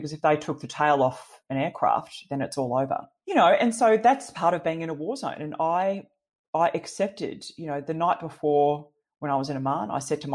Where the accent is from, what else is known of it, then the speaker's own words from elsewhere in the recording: Gold Coast, Queensland, Australia; We grew up on the Gold Coast, you know, with a dad who loved to fly